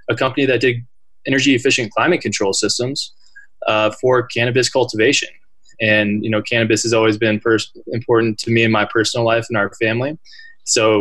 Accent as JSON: {"language": "English", "town": "Willow", "region": "Alaska", "country": "United States", "tie": "born or raised there", "said": "I'm originally from Alaska. I grew up in a small town called Willow"}